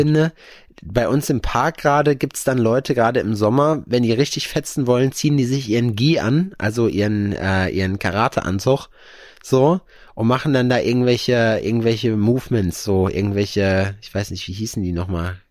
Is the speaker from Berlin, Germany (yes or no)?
no; North Rhine-Westphalia, Germany; born or raised there; moved away